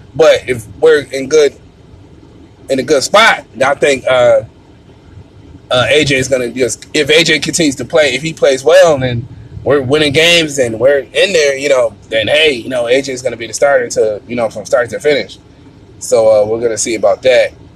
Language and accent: English; Buffalo, New York, United States; I'm from Buffalo, New York